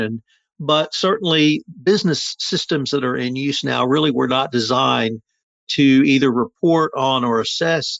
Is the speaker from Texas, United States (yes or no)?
yes; Texas, United States; I'm from Texas